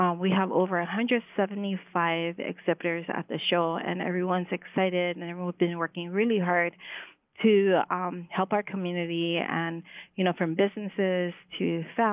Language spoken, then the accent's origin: English; Hawaii, United States; I am Hawaiian.